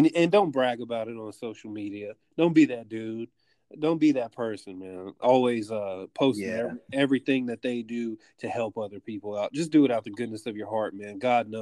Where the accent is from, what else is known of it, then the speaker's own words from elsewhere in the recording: Longview, Texas, United States; moved away; I went to my hometown, Longview, Texas, spent some time with my family.